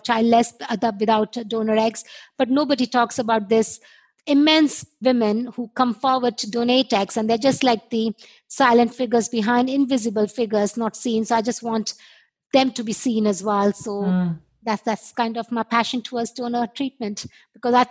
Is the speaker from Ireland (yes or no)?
no; India; moved away; I was born and brought up in India